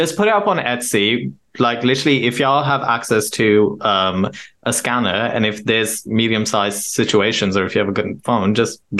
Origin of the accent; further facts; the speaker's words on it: Lahore, Punjab, Pakistan; moved away; I grew up in Gulbarg